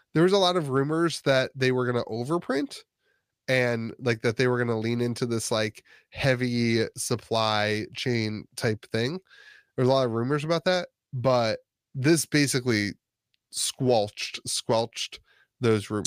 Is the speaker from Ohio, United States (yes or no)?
yes; Northeast Ohio, United States; now in West Virginia, United States; I grew up in Northeast Ohio